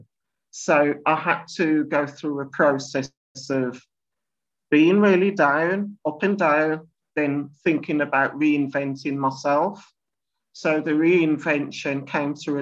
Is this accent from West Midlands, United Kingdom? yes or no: yes; Birmingham, West Midlands, United Kingdom; I live in Handsworth in Birmingham, which is classed as one of the deprived inner city suburbs areas of the UK. And also, I was born in Birmingham